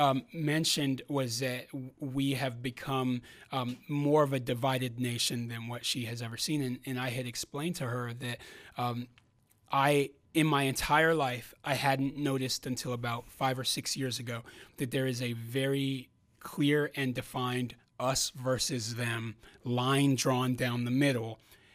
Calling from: San Diego, California, United States; I fly out here from California, from San Diego, California, for us to do this.

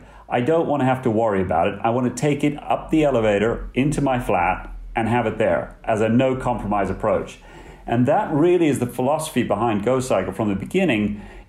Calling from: Chessington, London, United Kingdom; From the UK, headquarters here in Chessington. It's about 10 miles south of the centre of London.

